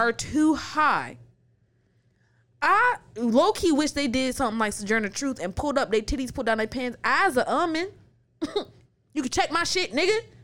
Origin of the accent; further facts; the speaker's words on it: United States; I was born in the United States.